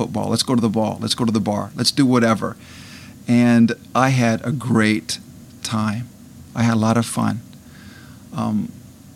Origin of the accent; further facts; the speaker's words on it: Iowa, United States; Attended the University of Northern Iowa, which was only 20 miles from my hometown